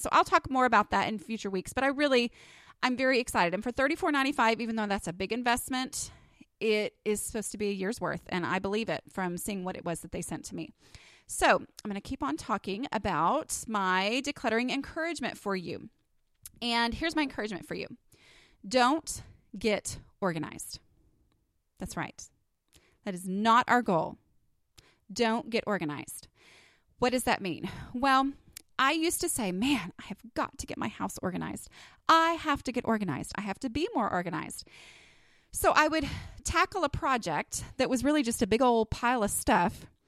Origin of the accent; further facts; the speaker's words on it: Texas, United States; accent: Texas; my little Texas accent